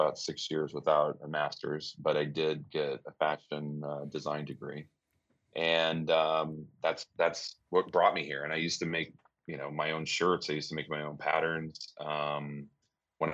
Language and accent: English; Iowa, United States; moved away as an adult; now in New York City, United States; I grew up in Iowa. I was born and raised there.